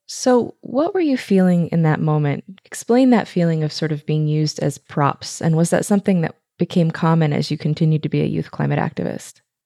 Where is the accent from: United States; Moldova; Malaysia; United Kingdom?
United States; Los Angeles, California; also born or lived in rural Ontario; now in Ontario, Canada; I grew up in Los Angeles, uh, California